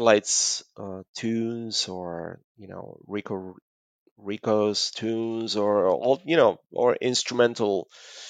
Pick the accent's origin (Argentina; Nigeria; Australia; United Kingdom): Argentina